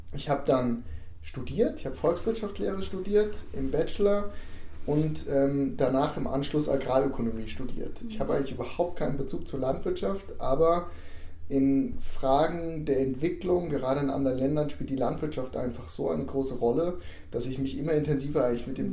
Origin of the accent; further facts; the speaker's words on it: Biedenkopf, Hesse, Germany; moved away as an adult; also born or lived in Marburg / Italy; Ich bin in Biedenkopf aufgewachsen. Ich bin selbst in Marburg geboren.